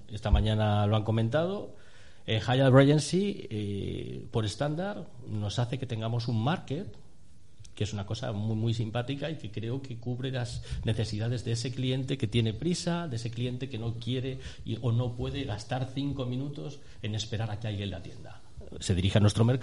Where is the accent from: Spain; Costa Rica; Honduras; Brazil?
Spain; Madrid, Community of Madrid; Yo, soy, de Madrid, ¿no? Entonces en mi formación, en mis primeros años, era uno de los platos que se comían por allí